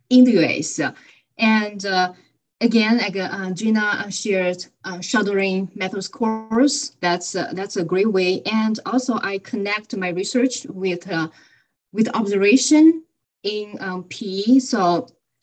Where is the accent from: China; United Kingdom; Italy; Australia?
China; moved away as an adult; now in United States; so I'm originally from China and I have some experiences, teaching experience in China